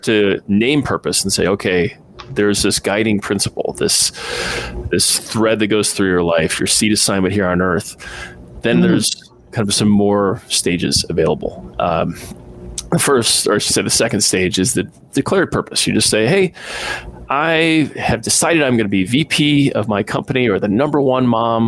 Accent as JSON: {"language": "English", "region": "Midwest", "country": "United States", "tie": "born or raised there", "said": "I was raised in the Midwest"}